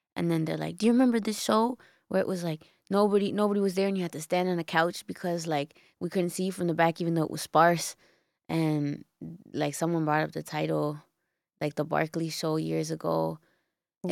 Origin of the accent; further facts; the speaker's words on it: Toronto, Ontario, Canada; I was born in Toronto